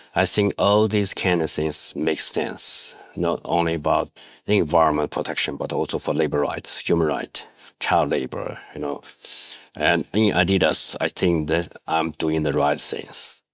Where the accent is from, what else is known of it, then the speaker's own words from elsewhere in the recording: Shanxi, China; English is a second language; moved away as an adult; also born or lived in Guangdong; I came from Shanxi, I just missed my family. So I quit job and back to my hometown